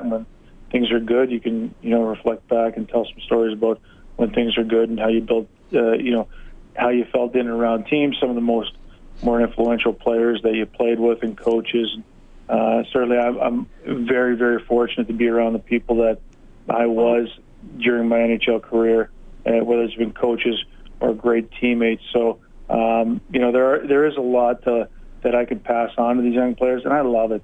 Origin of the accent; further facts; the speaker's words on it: Hamilton, Ontario, Canada; my hometown of Hamilton